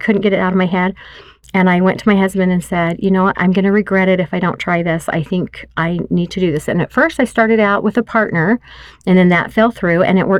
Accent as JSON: {"language": "English", "region": "Wyoming", "country": "United States", "tie": "born there", "lives_now": "Utah, United States", "said": "He was born and raised in Idaho, and I lived all over, but I was born in Wyoming."}